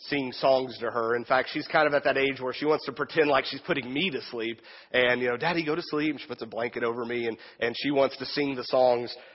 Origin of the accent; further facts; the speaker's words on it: Wichita Falls, Texas, United States; now in Wichita, United States; my hometown of Wichita Falls, Texas, about 4.5 hour drive straight south from here, the other Wichita